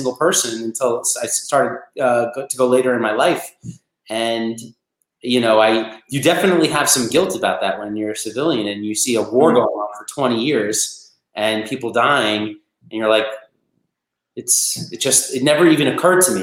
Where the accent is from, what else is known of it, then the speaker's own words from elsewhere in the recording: New York, United States; also born or lived in Massachusetts; I'm from New York. At the time, I was in boarding school in Massachusetts